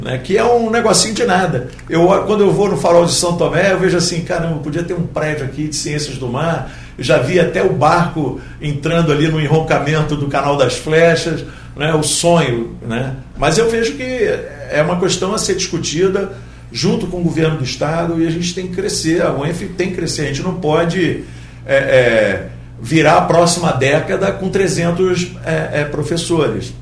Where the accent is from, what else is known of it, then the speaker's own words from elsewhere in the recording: Niterói, Rio de Janeiro, Brazil; moved away as an adult; now in Campos dos Goytacazes, Brazil; Eu venho de Niterói. Eu sou niteroense, mas agora eu sou híbrido, metade. Aliás, já tenho mais da metade vivido em Campos.